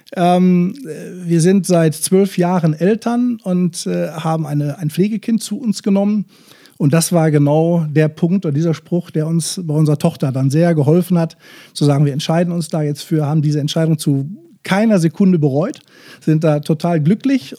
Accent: Bochum, North Rhine-Westphalia, Germany; als Bochumer Junge, der ich nun mal bin

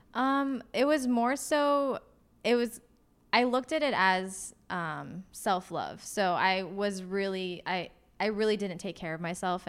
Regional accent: Los Angeles, California, United States; moved away as an adult; also born or lived in Portland area; now in Portland, United States; I grew up in Los Angeles.

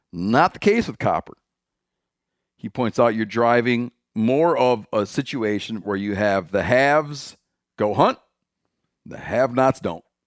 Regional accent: Michigan, United States; My home state.

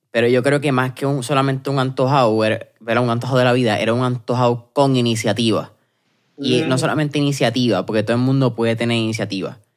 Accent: Puerto Rico; Pero en Puerto Rico yo creo que María, y e-, eventualmente la pandemia nuevamente, nos dejó

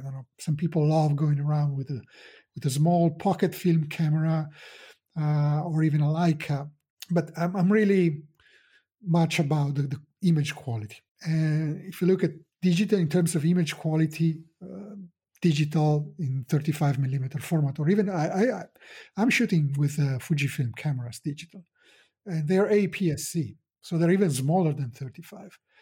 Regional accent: Italy; I'm a photographer from Italy.

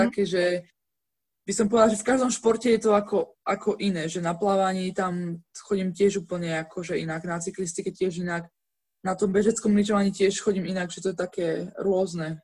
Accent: Žilina, Žilina Region, Slovakia; ja vlastne som však zo Žiliny

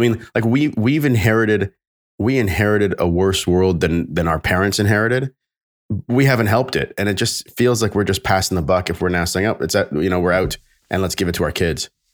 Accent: Canada; I'm Canadian

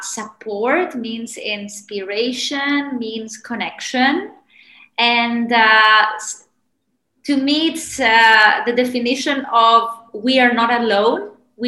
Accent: Rhodes, South Aegean, Greece; moved away as an adult; also born or lived in Doha, Qatar / London; now in Zurich, Switzerland; I was born in Rhodes in Greece, and I come from a family that is very united, and they always wanted me to stay in Rhodes working for our family business.

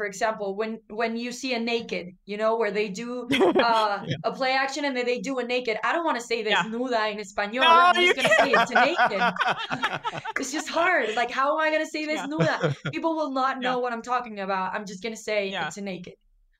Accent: northern Mexico, Mexico; accent: northern Mexican; now in Mexico City, Mexico; And then I have like a northern accent. It's just kind of mixed all over the place because I also live in Mexico City.

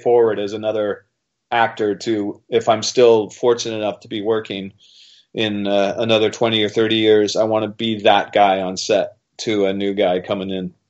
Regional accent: Wales, United Kingdom; As a Welshman, I know about rolling the eyes at the monarchy.

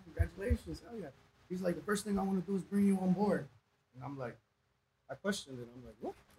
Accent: Los Angeles, California, United States; born or raised there

